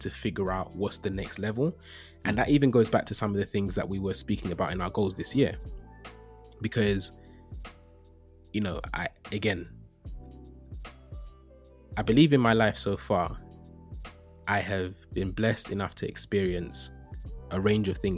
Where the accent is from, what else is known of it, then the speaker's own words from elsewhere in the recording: London, United Kingdom; I grew up in East London